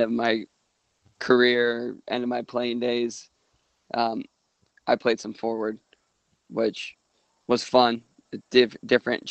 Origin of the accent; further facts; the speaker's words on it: Riga, Michigan, United States; also born or lived in Toledo, Ohio; I'm from Michigan. I grew up in Riga, a little farm town